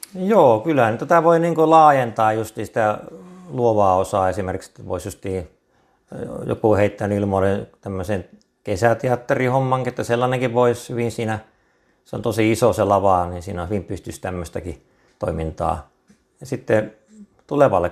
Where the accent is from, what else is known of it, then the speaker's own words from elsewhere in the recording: Kokkola, Central Ostrobothnia, Finland; moved away as an adult; now in Lehtimäki, Finland; Mä oon Kokkolasta, ihan syntyperäinen kokkolalainen